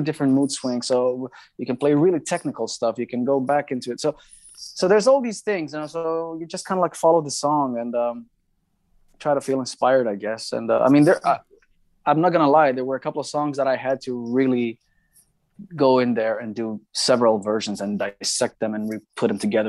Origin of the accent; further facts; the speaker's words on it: Greece; in my hometown here in Greece